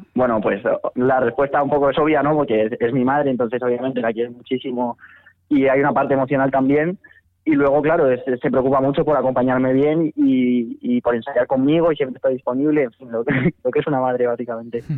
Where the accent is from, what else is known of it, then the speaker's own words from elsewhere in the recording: Madrid, Community of Madrid, Spain; also born or lived in León; Sí, nací en León, correcto. Vivo en Madrid desde que nací prácticamente, así que soy medio leonés, medio madrileño